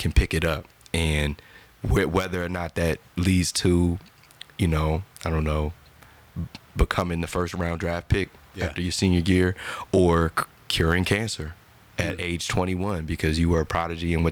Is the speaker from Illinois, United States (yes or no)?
no; New Jersey, United States; I'm from Jersey